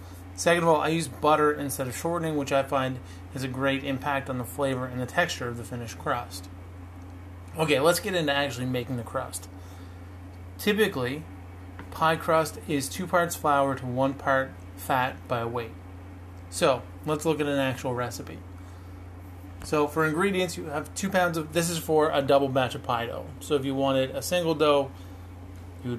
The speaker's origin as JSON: {"language": "English", "country": "Canada", "said": "I'm Canadian"}